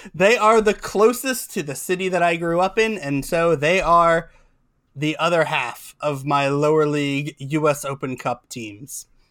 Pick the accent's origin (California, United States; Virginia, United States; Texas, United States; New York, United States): California, United States; moved away; also born or lived in Santa Barbara, California (born); I am not from Ohio, I'm from California.